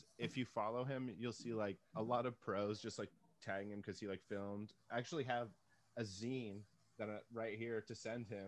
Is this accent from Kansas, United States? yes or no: no; San Francisco, California, United States; I'm from San Francisco